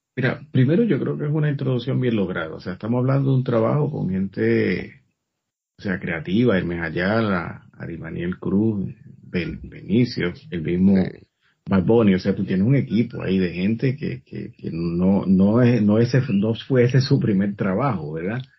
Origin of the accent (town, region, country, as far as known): Puerto Rico